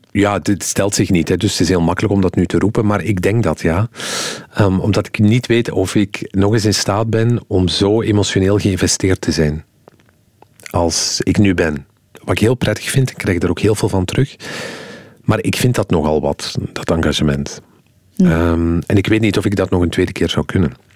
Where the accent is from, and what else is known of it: Flanders, Belgium